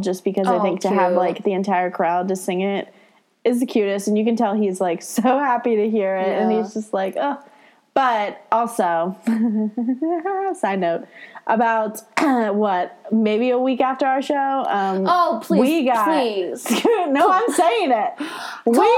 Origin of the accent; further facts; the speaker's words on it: Cincinnati, Ohio, United States; in our hometown